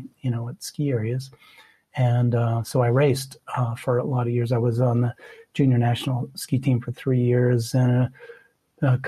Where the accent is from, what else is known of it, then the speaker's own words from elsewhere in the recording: Missoula, Montana, United States; I grew up in Missoula, on the outskirts of Missoula, and I grew up skiing since I can't even remember when